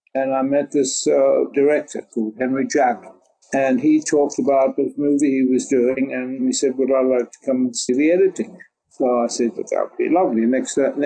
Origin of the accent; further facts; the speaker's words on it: South Africa; moved away as an adult; also born or lived in France / London; I come from South Africa. I was born in South Africa, left, went to Paris to art school